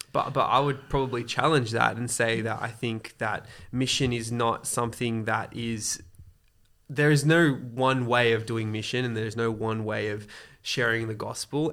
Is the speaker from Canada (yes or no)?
no; Australia; also born or lived in Côte d'Ivoire; I've pretty much grown up mainly in Australia